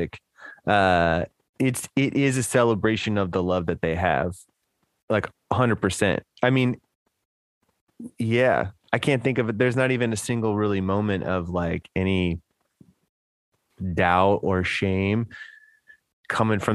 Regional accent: Houston, Texas, United States; growing up in Houston in the, you know, late 90s, early 2000s

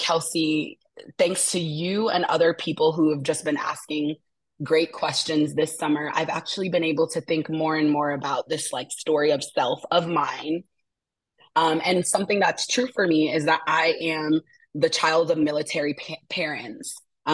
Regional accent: Asheville, North Carolina, United States; Today I am tuning in from stolen Uchi and Cherokee territories, also known as Asheville, North Carolina.

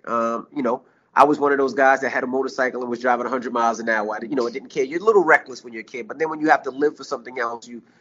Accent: New York City, New York, United States; moved away as an adult; also born or lived in Hampton, Virginia / West Milford, New Jersey; I'm a kid from Queens, New York

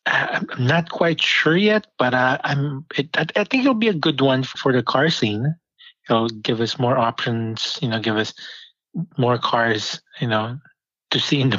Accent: Panama City Beach, Florida, United States; I grew up in Florida, like Panama City Beach. I mean, we're the Redneck Riviera

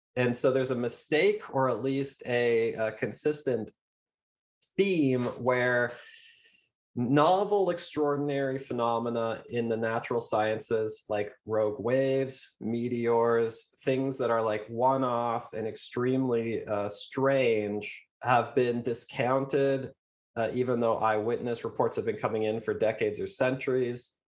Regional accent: Canada; I'm Canadian

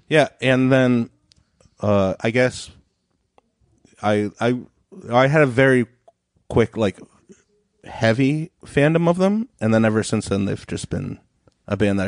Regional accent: New York City, New York, United States; also born or lived in Berkshire County, Massachusetts; I was born in Massachusetts, and then I moved to New York when I was six.

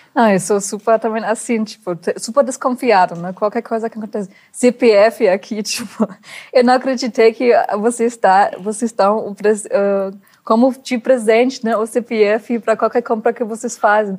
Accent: Germany; Portuguese is a second language; moved away as an adult; now in Brazil; sendo uma alemã

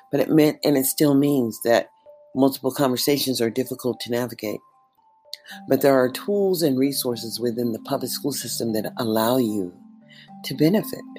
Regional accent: Columbus, Mississippi, United States; born there; I'm an American citizen born in Columbus, Mississippi.

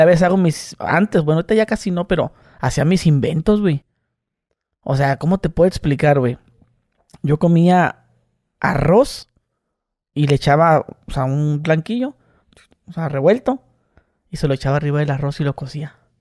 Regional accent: Mexicali, Baja California, Mexico

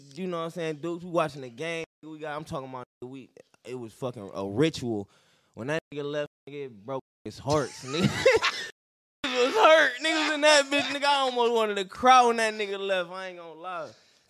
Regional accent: Cleveland, Ohio, United States; Hey, I'm from Cleveland

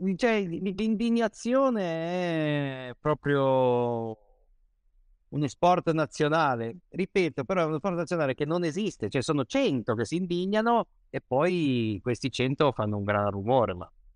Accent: Genoa, Liguria, Italy; io, da buon genovese

